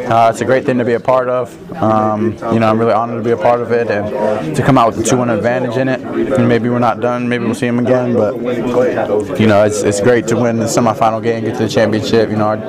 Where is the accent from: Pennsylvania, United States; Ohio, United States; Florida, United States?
Pennsylvania, United States; Pittsburgh; born or raised there; moved away as an adult